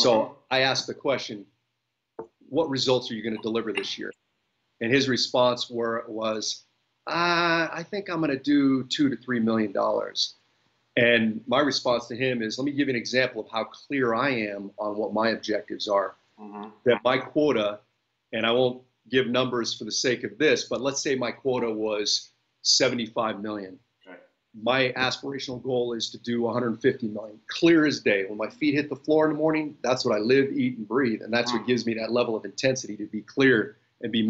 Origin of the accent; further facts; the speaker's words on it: Bay Area, Northern California, United States; I am born and raised in the Bay Area in Northern California